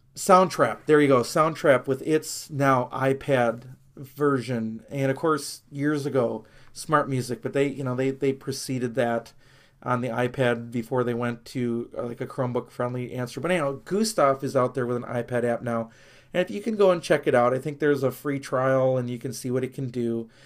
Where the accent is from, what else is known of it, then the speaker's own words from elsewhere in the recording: near Milwaukee, Wisconsin, United States; growing up near Milwaukee, I grew up as a Brewer and Packer fan